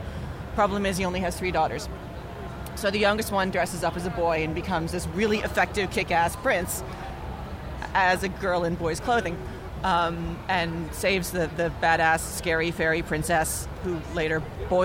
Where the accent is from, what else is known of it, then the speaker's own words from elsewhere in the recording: outside Philadelphia, Pennsylvania, United States; I grew up outside Philadelphia